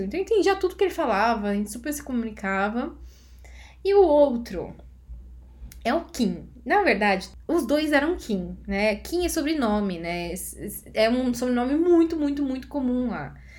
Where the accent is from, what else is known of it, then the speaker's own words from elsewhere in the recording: Brazil; como uma boa brasileira